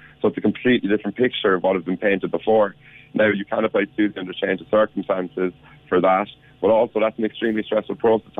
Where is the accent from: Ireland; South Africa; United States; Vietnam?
Ireland; Charleville, Munster; moved away as an adult; I'm a lad from Charleville, so kind of a bit of a country boy